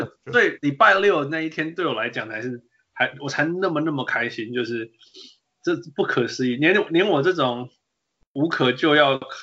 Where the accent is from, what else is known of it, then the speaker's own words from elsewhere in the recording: Canada; moved away; 从小在加拿大看不到篮球的人